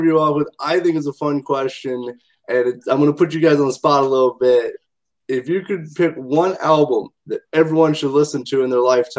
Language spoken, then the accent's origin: English; Indiana, United States; My guest this time is a two-man bass and drum band from my home state of Indiana.